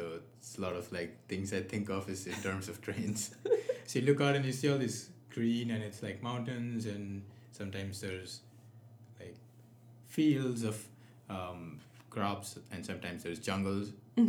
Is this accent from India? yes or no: yes; West Bengal, India; first language Nepali; English is a second language; moved away; also born or lived in Delhi; I speak Bengali because my city is in the state of Bengal.